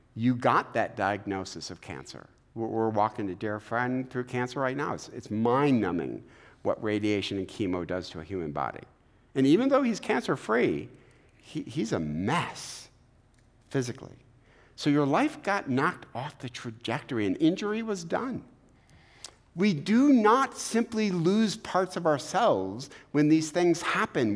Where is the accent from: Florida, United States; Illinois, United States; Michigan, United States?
Michigan, United States; Eastpointe; We had no money growing up in East Detroit